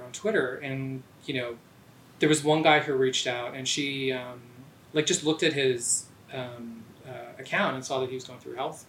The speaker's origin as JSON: {"language": "English", "town": "Oshawa", "region": "Ontario", "country": "Canada", "also_born_or_lived": "Alberta", "said": "I'm from Oshawa"}